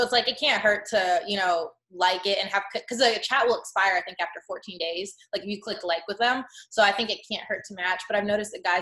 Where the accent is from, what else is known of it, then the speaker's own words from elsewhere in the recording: Chicago, Illinois, United States; moved away as an adult; now in Los Angeles, United States; my hometown of Chicago